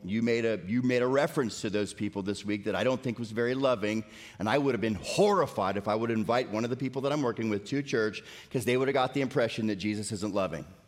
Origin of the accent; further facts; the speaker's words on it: Florida, United States; now in Tennessee, United States; I grew up in Florida